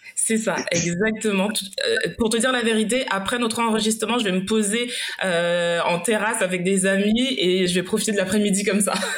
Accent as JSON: {"language": "French", "country": "Martinique", "said": "qui suis euh, aussi originaire de la Martinique"}